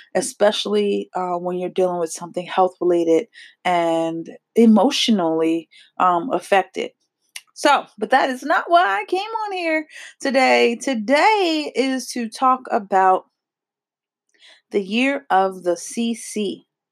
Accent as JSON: {"language": "English", "region": "New Jersey", "country": "United States", "accent": "New Jersey", "said": "I am from New Jersey, so I do have a little bit of a accent"}